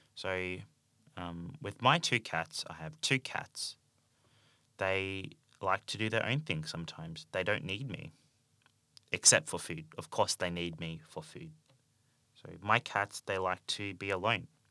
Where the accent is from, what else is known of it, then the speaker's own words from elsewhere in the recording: Australia; accent: Australian English; I speak Australian English